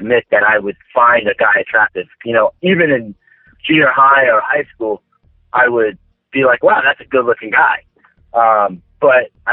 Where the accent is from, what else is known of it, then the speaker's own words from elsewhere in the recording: Daytona Beach, Florida, United States; I'm originally from Central Florida, Daytona Beach, actually, to be specific. And I've grown up here for the most part in Florida my whole life.